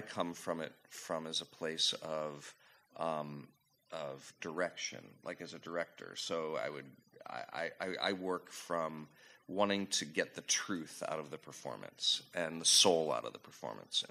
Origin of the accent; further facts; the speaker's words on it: St. Louis, Missouri, United States; I grew up in St. Louis, and went to the Muni every week